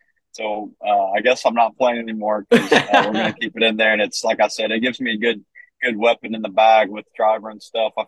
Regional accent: Vandalia, Ohio, United States; I'm originally from Vandalia, Ohio. Been there my whole life, same house, born and raised

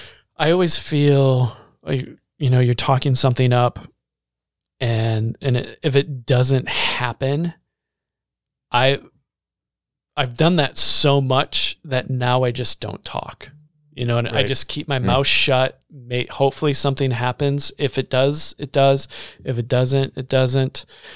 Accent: Baraboo, Wisconsin, United States; I can remember growing up in Baraboo. We grew up on 7th Street in this little duplex.

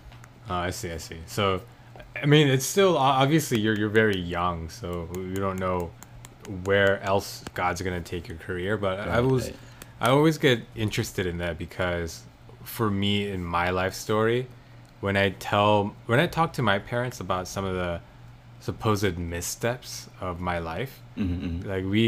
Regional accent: South Korea; born there; first language Korean; English is a second language; moved away; Thankfully, I wasn't born here. I was born in Korea, so mm-hmm. I still retain a fair bit of Korean to be able to converse with my parents.

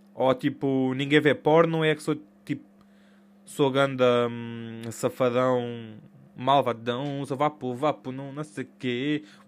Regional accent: Portugal; sou Tuga

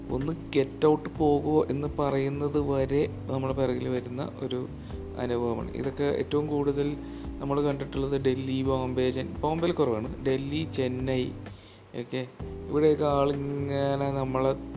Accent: Ernakulam, Kerala, India; ഞാൻ എറണാകുളത്തുകാരനാണ്

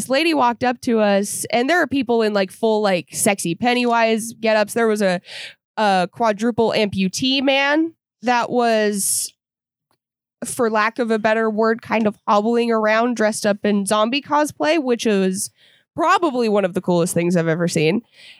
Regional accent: the South, United States; moved away; me growing up in the South

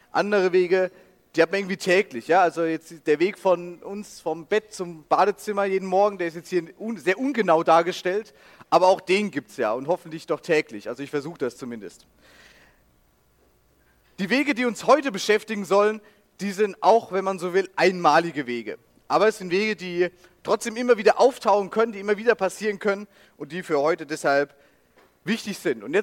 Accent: Rhineland-Palatinate, Germany; dann hier links ist Rheinland-Pfalz, das ist meine Heimat, das ist auch ein bisschen größerer Fleck dann.

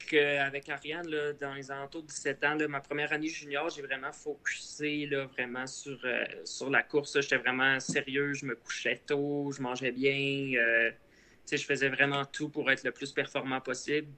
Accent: Repentigny, Quebec, Canada; j'ai grandi à Repentigny. C'est euh, pas trop loin de Montréal.

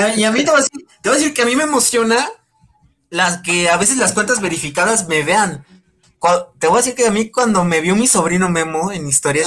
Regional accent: Puebla, Mexico; yo soy de Puebla

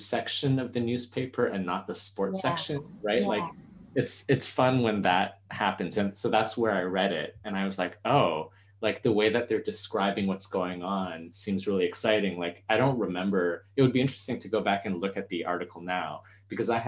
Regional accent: Canada; I grew up in Canada

